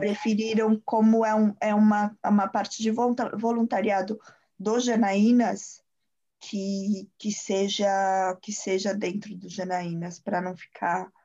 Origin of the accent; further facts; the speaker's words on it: São Paulo, Brazil; moved away; Eu sou, eu sou paulista